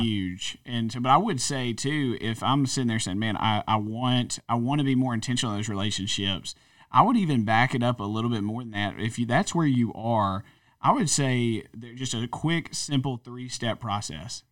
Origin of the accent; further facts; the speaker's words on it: North Louisiana, United States; moved away; I guess really North Louisiana, but I spent twelve years in South Louisiana.